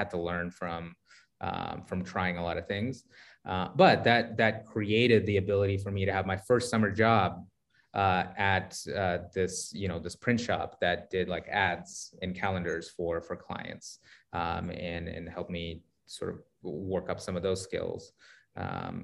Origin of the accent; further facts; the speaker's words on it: Sacramento, California, United States; also born or lived in San Francisco; I grew up in Sacramento, kind of for the latter part of my childhood